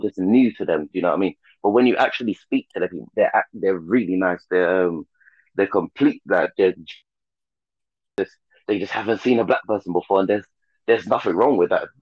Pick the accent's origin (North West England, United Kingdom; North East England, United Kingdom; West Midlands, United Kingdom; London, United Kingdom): London, United Kingdom; I was born in London, King's College Hospital